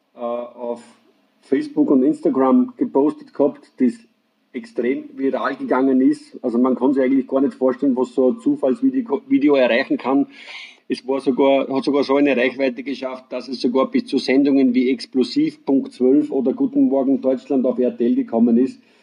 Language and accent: German; Deutschkreuz, Burgenland, Austria; Ich komme aus dem schönen Mittelburgenland, äh, genauer gesagt aus dem schönen Weinort Deutschkreuz